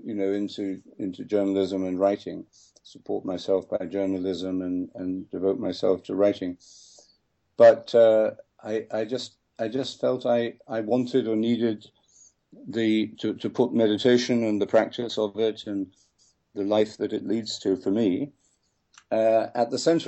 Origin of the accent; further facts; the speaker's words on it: London, United Kingdom; when I was growing up in London